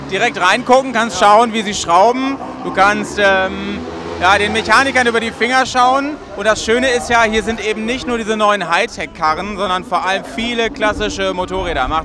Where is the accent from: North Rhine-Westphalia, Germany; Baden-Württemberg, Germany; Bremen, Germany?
Bremen, Germany; Ja, also wir sind, äh, na gut, wir sind aus Bremen. Wir sind aus Bremen ja relativ schnell die da gewesen.